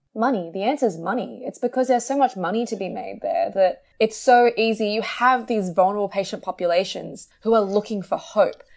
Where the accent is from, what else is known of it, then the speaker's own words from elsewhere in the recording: Australia; I'm Australian